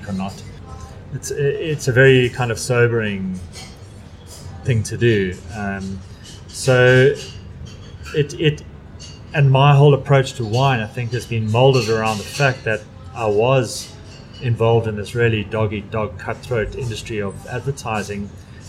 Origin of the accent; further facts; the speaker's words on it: Durban, KwaZulu-Natal, South Africa; I'm from Durban